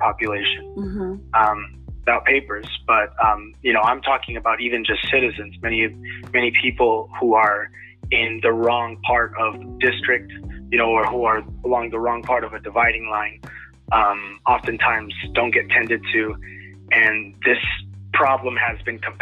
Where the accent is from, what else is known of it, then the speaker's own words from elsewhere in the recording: Lamont, California, United States; now in Bakersfield, United States; I'm a young man born and raised out here in Kern County. I'm originally from Lamont, but I've lived in Bakersfield for many years now